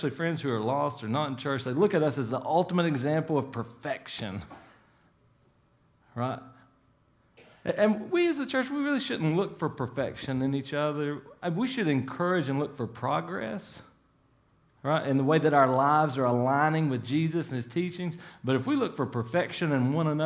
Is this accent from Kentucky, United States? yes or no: yes; Salyersville, Kentucky, United States; now in Pikeville, United States; I grew up in Sowersville, about 45 minutes from here